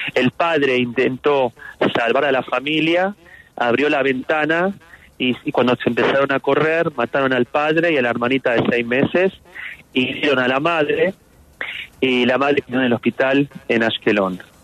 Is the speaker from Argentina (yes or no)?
yes; Argentina; moved away as an adult; now in Israel; yo como argentino